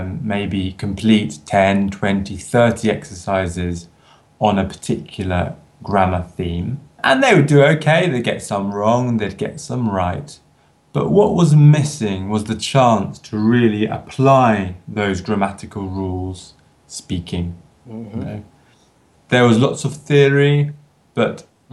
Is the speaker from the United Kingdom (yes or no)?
yes; London, United Kingdom; moved away as an adult; also born or lived in Edinburgh, Scotland / Italy; I'm originally from London in the UK, although I chose to study in Scotland, in Edinburgh.